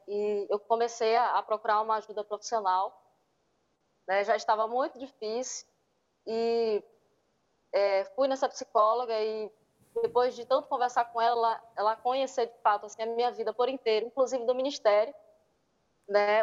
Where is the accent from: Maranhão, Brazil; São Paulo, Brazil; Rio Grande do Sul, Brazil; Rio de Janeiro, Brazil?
Maranhão, Brazil; Miranda do Norte; Sou do Maranhão, de uma cidadezinha chamada Miranda do Norte, uma cidadezinha pequena, né? Mas um local maravilhoso, abençoado por Deus e com certeza é, sou muito feliz por morar aqui, viver aqui